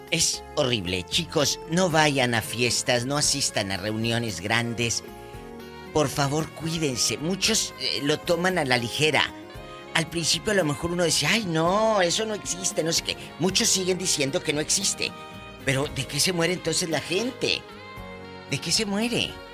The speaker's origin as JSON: {"language": "Spanish", "country": "Mexico", "said": "como decimos los mexicanos"}